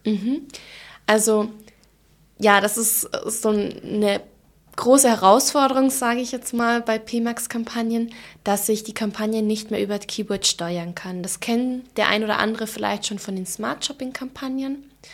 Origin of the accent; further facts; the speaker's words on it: Allgäu, Bavaria, Germany; accent: Allgäu dialect; now in Munich, Germany; wie man vielleicht jetzt auch an ähm, meinem Dialekt ein bisschen hören kann. Ähm, ich komme ursprünglich aus dem Allgäu